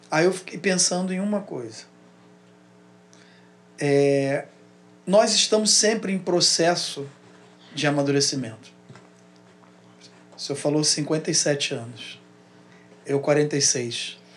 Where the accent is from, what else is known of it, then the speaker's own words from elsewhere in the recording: Rio Grande do Sul, Brazil; also born or lived in Rio de Janeiro; Só que aí eu vim morar no Rio de Janeiro. Saí do Rio Grande do Sul e vim morar no Rio de Janeiro. Com 16 anos, eu voltei a morar no Rio Grande do Sul mais dois anos e pouco.